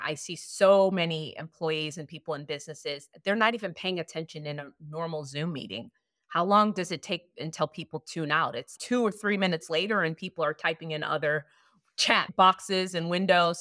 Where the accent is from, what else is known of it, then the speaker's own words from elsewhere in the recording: Chicago, Illinois, United States; moved away as an adult; also born or lived in Hollywood; When I first moved to Hollywood, I'm from Chicago